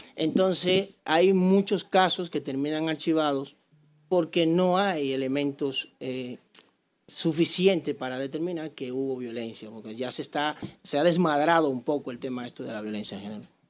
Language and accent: Spanish; Santo Domingo Oeste, Distrito Nacional, Dominican Republic; moved away; soy de Santo Domingo, yo me crié ahí en Enriquillo de Herrera